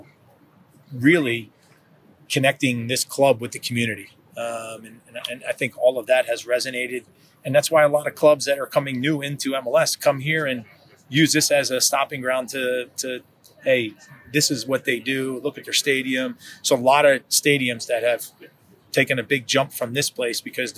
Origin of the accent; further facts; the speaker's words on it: New Jersey, United States; also born or lived in Kansas; now in Kansas City, United States; I'm from New Jersey. I consider myself probably more of a Kansan now than a New Jerseyan.